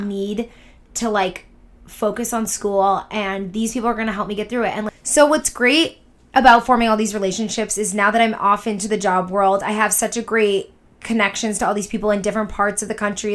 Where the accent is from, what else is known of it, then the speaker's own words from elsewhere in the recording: Boston, Massachusetts, United States; moved away; also born or lived in Syracuse / New York; I'm from Boston, so I have grown up going to New York